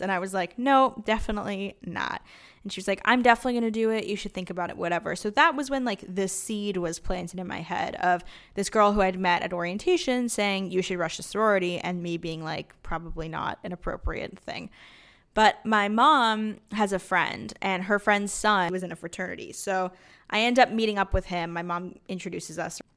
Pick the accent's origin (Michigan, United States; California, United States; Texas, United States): California, United States; Los Angeles; we grew up in Los Angeles, my sister